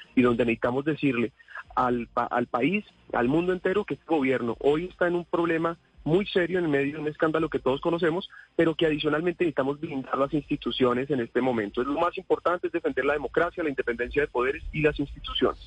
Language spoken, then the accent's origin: Spanish; Colombia